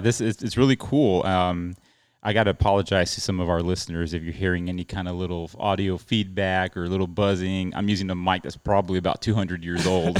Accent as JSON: {"language": "English", "town": "El Paso", "region": "Texas", "country": "United States", "said": "I'm from El Paso, Texas"}